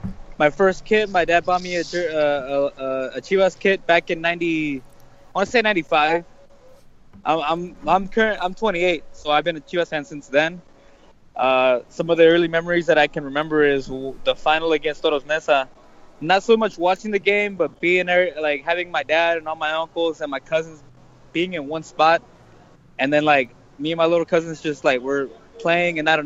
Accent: Las Vegas, Nevada, United States; I'm from Vegas

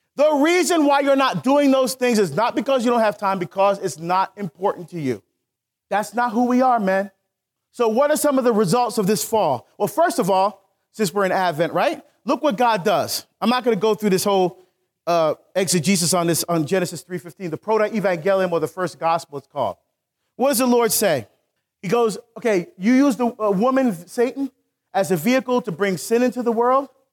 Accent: Newark, New Jersey, United States; I grew up in Newark.

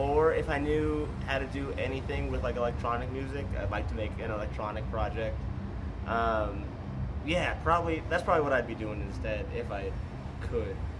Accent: Ontario, Canada; now in Texas, United States; 30 minutes from my hometown in Canada

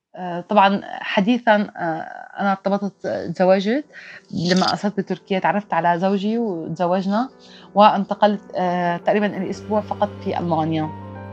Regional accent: Maarat al-Numan, Idlib Governorate, Syria; moved away as an adult; now in Turkey; ما بقى فيني ضل بالشمال السوري فاضطريت اني غادر باتجاه تركيا مجبرة طلعت مدينة معركة

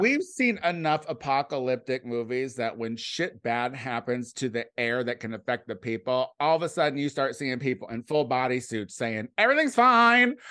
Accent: Clinton, Illinois, United States; moved away; my hometown was, uh, like, a little hub of train track connections

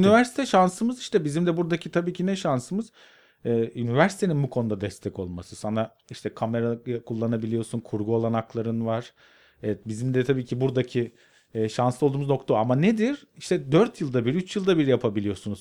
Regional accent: Karadeniz Ereğli, Zonguldak, Turkey; moved away as an adult; also born or lived in Arhavi, Artvin; now in Istanbul, Turkey; ben Karadeniz Ereğli'de büyüdüm

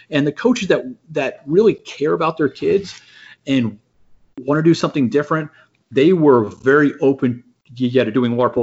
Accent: San Antonio, Texas, United States; I grew up in yeah in San Antonio.

